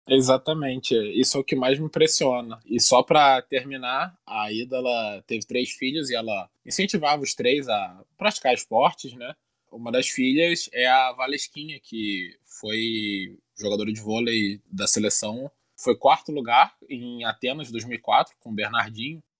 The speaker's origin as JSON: {"language": "Portuguese", "town": "Niterói", "region": "Rio de Janeiro", "country": "Brazil", "tie": "born or raised there", "said": "Niterói, minha cidade natal"}